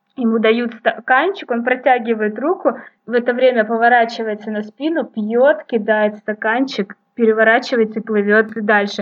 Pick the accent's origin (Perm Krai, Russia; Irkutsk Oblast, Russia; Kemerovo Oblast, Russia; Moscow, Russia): Kemerovo Oblast, Russia; Novokuznetsk; now in Novosibirsk, Russia; Вообще я родом из Сибири, из Новокузнецка, это город в Кемеровской области.